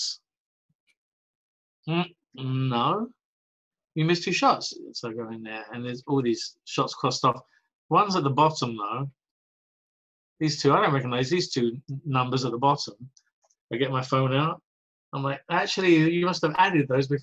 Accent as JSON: {"language": "English", "area": "Essex", "region": "East of England", "country": "United Kingdom", "also_born_or_lived": "San Francisco / Santa Clarita", "moved": "as an adult", "lives_now": "Los Angeles, United States", "said": "I'm from Essex."}